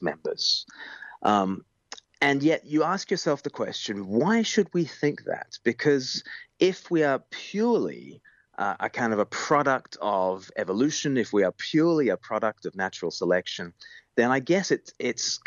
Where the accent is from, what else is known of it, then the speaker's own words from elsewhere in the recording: Australia; now in United Kingdom; I grew up in Australia, and I now live in the UK